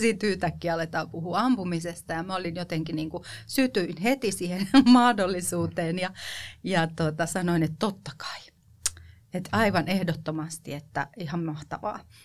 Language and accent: Finnish; Kotka, Kymenlaakso, Finland; also born or lived in western Uusimaa; Kotkahan on mulle tosi rakas kotikaupunki, vaikka mä oon itse asiassa syntynyt läntisellä Uudellamaalla, niin mä oon pisimpään asunut Kotkassa